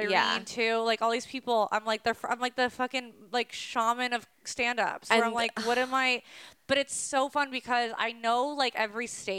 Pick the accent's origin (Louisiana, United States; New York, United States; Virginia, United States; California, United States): California, United States; Calabasas; I'm from Calabasas.